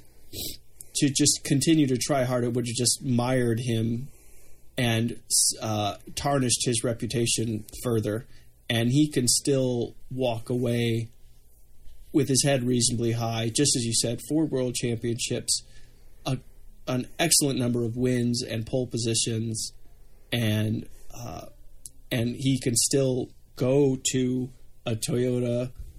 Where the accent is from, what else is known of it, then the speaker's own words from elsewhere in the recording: United States; the American here